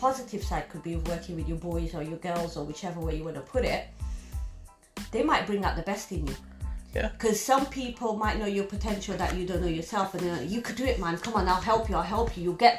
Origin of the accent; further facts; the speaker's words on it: Orangeira, Lisbon, Portugal; moved away; And he goes, oh, this place called Orangeira. And I'm like, I'm from there.